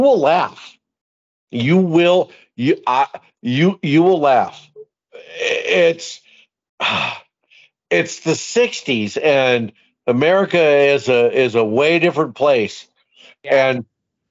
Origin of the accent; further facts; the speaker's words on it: Tacoma, Washington, United States; moved away as an adult; now in Williston, United States; I was raised in Tacoma, Washington, right? And I grew up in a very diverse neighborhood